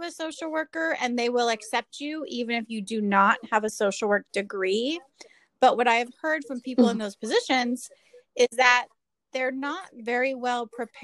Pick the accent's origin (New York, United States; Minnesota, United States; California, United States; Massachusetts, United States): California, United States; Southern; I am a clinical social worker born and raised in Southern California.